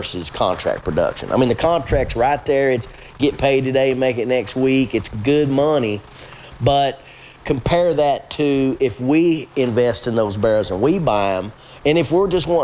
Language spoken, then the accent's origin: English; South Central Kentucky, United States; born or raised there; accent: hillbilly; also born or lived in Covington, Kentucky